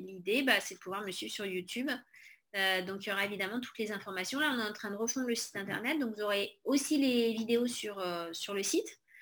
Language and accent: French; Corrèze, Nouvelle-Aquitaine, France; on est originaire de Corrèze